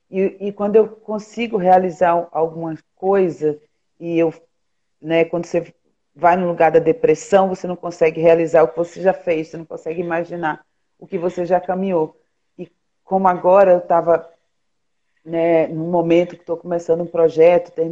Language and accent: Portuguese; Pernambuco, Brazil; now in Rio de Janeiro, Brazil; aqui no Rio também tá frio, pelo menos para mim, que sou pernambucana.